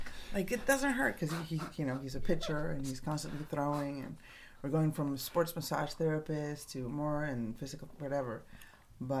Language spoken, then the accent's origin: English; Tijuana, Baja California, Mexico; I grew up in Tijuana, a street girl